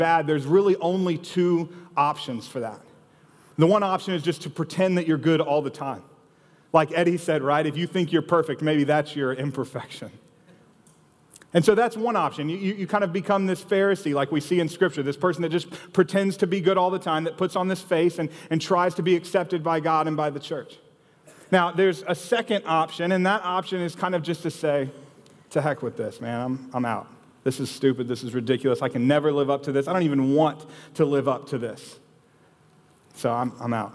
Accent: Austin, Texas, United States; So I grew up here in Austin

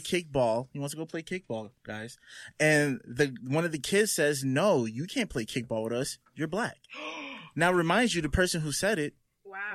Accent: Roselle, New Jersey, United States; I grew up in Roselle, which was a small neighborhood

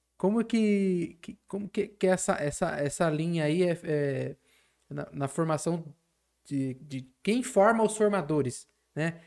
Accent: São Paulo, Brazil; eu como aqui sou paulista

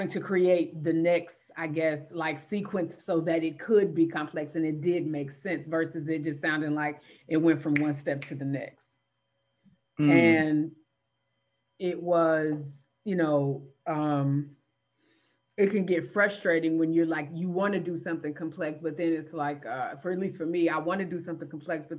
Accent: Gary, Indiana, United States; having grown up in Gary

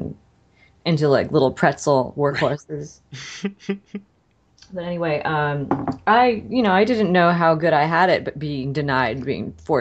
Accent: West Covina, California, United States; also born or lived in San Diego; now in Atlanta, United States; I was born in West Covina, part of Los Angeles

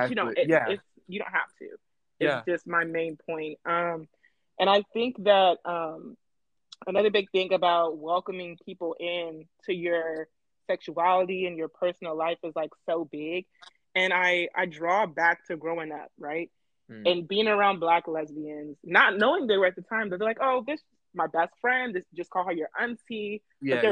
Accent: Atlanta, Georgia, United States; moved away as an adult; also born or lived in Chicago, Illinois; now in Oregon, United States; I've lived in Chicago, but I was born and raised in Atlanta.

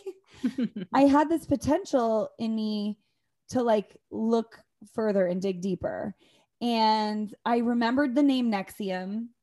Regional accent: Northern Idaho, United States; I come from Northern Idaho

